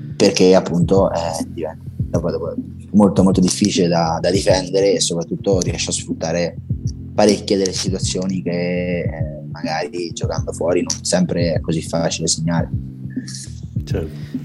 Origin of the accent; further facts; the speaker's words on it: Rome, Lazio, Italy; da buon romano